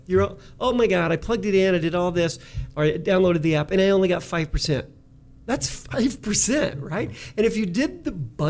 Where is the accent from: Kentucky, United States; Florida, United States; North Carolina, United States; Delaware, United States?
Kentucky, United States; I'm from Kentucky